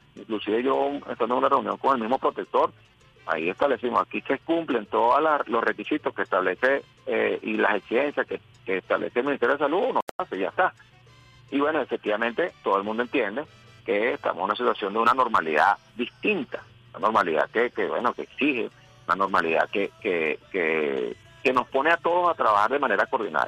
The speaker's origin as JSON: {"language": "Spanish", "town": "Caracas", "region": "Capital District", "country": "Venezuela", "tie": "born or raised there", "said": "Yo soy de Caricuao pero amo ah. mi Caracas y amo mi país"}